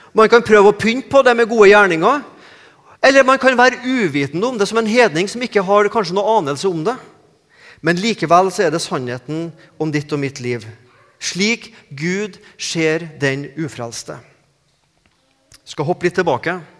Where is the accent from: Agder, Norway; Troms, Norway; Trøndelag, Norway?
Trøndelag, Norway; accent: Trøndersk; moved away as an adult; now in Sandnes, Norway